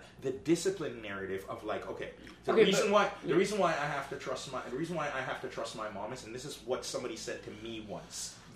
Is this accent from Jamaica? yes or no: yes; Jamaica; moved away; I grew up in Jamaica